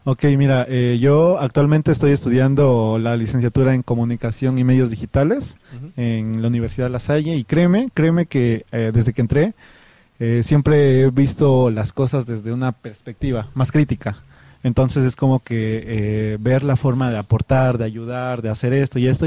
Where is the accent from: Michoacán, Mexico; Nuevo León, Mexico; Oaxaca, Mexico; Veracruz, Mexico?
Oaxaca, Mexico; San Jacinto Chilateca; soy originario de la comunidad de San Jacinto Chilateca